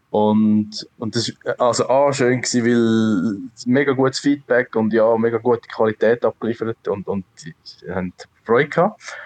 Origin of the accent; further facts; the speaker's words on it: Switzerland; wir sind, irgendwo sind wir alle Schweizer